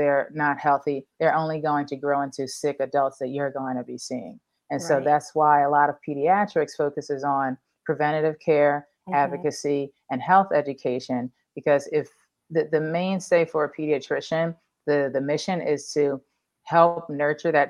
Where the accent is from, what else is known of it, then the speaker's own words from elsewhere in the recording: Philadelphia, Pennsylvania, United States; growing up in the Northeast in Philly